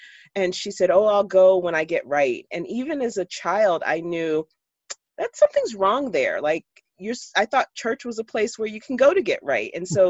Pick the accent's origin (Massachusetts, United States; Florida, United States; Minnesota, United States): Florida, United States; Jacksonville; now in Pittsburgh, United States; Yeah, that I was born and raised in Jacksonville, Florida. I still consider myself a Southerner. I've lived in Pittsburgh longer than I lived in Florida, and then Florida is still home.